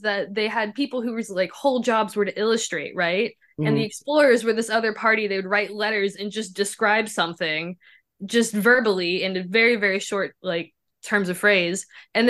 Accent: Memphis, Tennessee, United States; moved away; I grew up in Memphis. There's nothing scary there but cops.

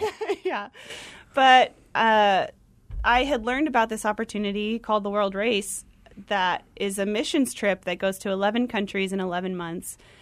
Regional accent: Tucson, Arizona, United States; moved away as an adult; also born or lived in Flagstaff, Arizona / Gainesville, Georgia; I'm from Arizona. I went to school here, um, in Flagstaff and grew up in Tucson

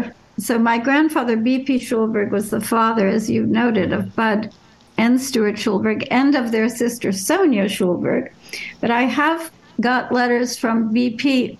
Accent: Paris, Île-de-France, France; born there; also born or lived in Germany; So they moved to Paris about a month before I was born. I was born in Paris. Two of my three younger brothers were born in France as well.

